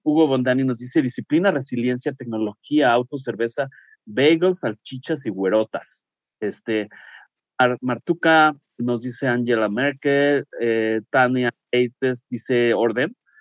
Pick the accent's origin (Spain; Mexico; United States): Mexico; nosotros como mexicanos